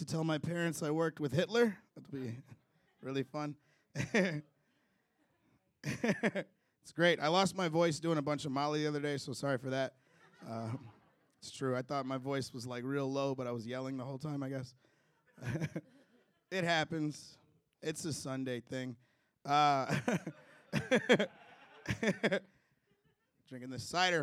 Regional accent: Chicago, Illinois, United States; moved away; I'm originally from Chicago, Illinois

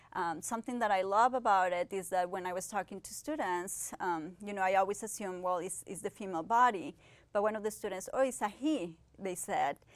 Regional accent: Ciudad Juárez, Chihuahua, Mexico; moved away as an adult; also born or lived in Pittsburgh, United States; I was born in Chihuahua, Mexico, and I basically grew up in Ciudad Juarez, the border between United States and Mexico.

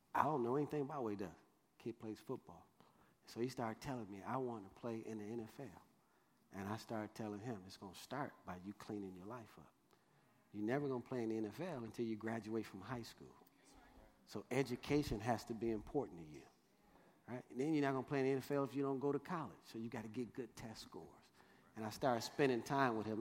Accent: Detroit, Michigan, United States; If you know Detroit, Michigan, I grew up on Dexter and Davison

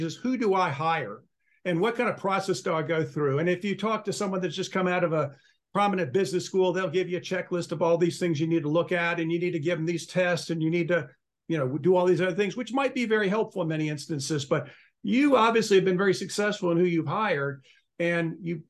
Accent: Charlotte, North Carolina, United States; I grew up in Charlotte

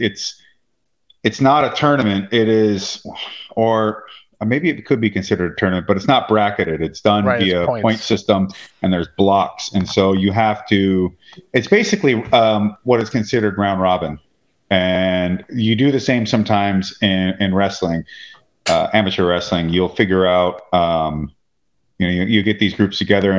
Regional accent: Washington, United States; We're also from Washington State

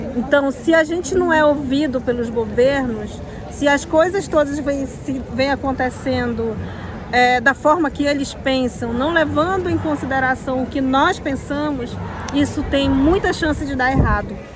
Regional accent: Pará, Brazil; Eu sou do estado do Pará, eu moro no estado do Pará

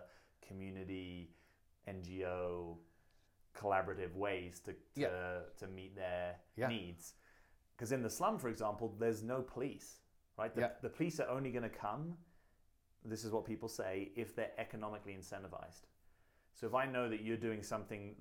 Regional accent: rural England, United Kingdom; I grew up rurally in England

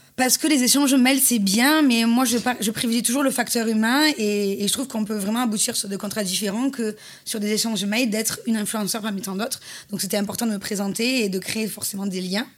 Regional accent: Marseille, Provence-Alpes-Côte d'Azur, France; accent: southern; en tant que petite Marseillaise

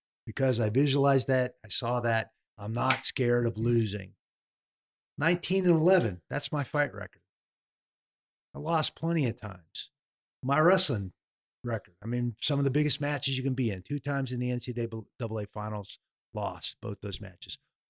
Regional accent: Oregon, United States; The Nogueira fight in Oregon, in my hometown.

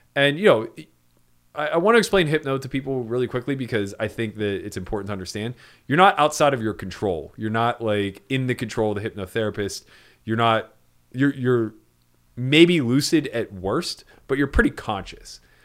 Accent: East Coast, United States; I come from the East Coast

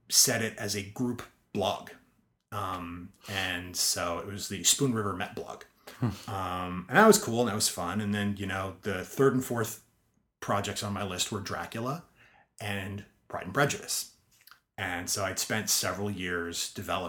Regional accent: Spring Valley, New York, United States; moved away; I grew up in Spring Valley, New Hempstead.

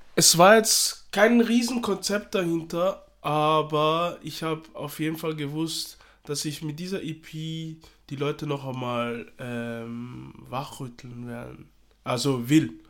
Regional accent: Austria; also born or lived in Democratic Republic of the Congo; ich lebe in Österreich, ich bin in Österreich aufgewachsen, also ich bin Österreicher, gleichzeitig bin ich Kongolese

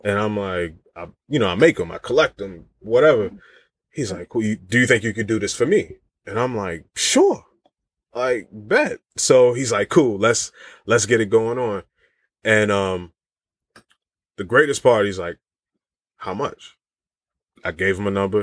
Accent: Virginia, United States; I'm from Virginia

